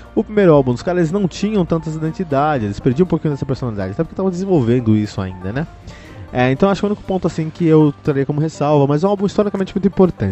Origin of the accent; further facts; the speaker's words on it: Cotia, São Paulo, Brazil; Eu, eu que cresci em Cotia, ali tínhamos um, um, bar chamado Incinerator